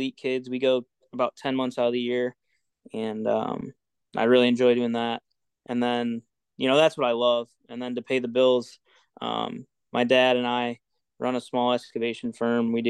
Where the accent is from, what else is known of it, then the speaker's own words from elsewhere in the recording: Freeport, United States; I was born and raised in Freeport. Went to school in Dakota.